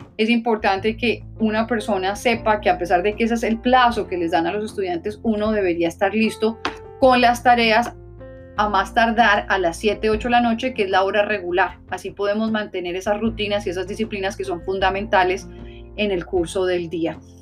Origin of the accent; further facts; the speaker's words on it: La Guajira, Colombia; also born or lived in Newark, New Jersey; now in New Jersey, United States; en el área de La Guajira, en Colombia, de donde soy originalmente